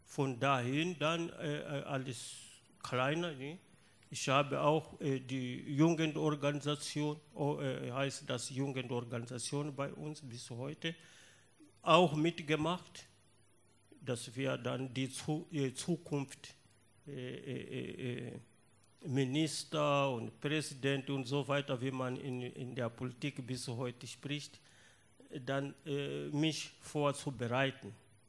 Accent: Mozambique; German is a second language; moved away as an adult; also born or lived in Lusatia, Germany; Ich bin aus Mosambik und ich bin von äh, 1979 bis 1991 äh, in ehemaliger DDR als Vertragsarbeiter gewesen

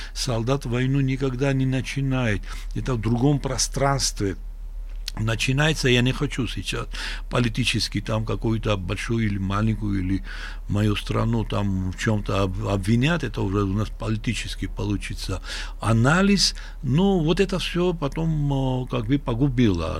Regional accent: Sukhumi, Abkhazia, Georgia; now in Tbilisi, Georgia; мы увидели настоящую войну в нашем городе, где уже э, фронт проходил, известная река Гумиста

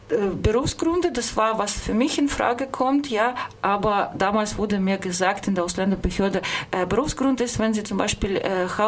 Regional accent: Russia; German is a second language; moved away as an adult; now in Germany; das ist meine Heimat, meine Familie, meine Freunde sind in Russland

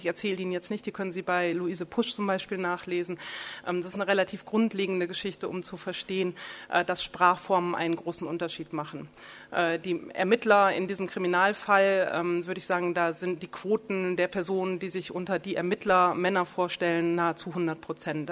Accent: the North, Northern Germany, Germany; also born or lived in Berlin; ich komme aus dem Norden

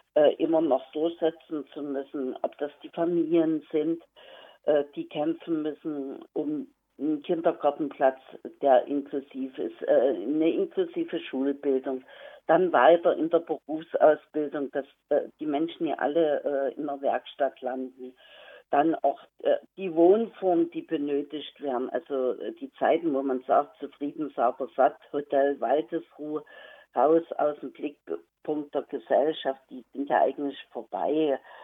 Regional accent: Saxony, Germany; ich komme aus, den, aus Pommer in Sachsen

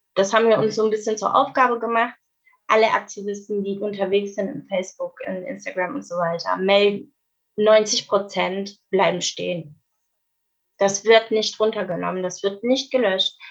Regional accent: Swabia, Germany; Meine Familie ist seit hunderten Jahren im Südwesten, es tut mir leid. Also ich bin äh, Schwabe

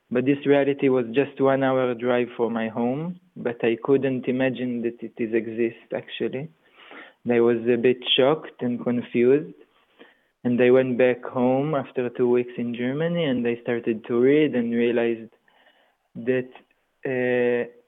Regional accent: Israel; Um, I'm 33 years old. I was born in Israel in a small village.

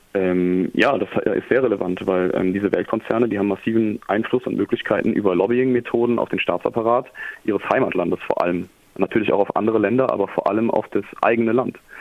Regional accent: Germany; also born or lived in Ruhr area; wir als Deutsche

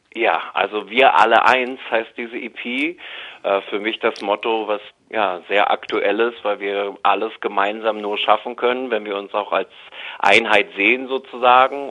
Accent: Berlin, Germany; Ich bin ja waschechter Berliner

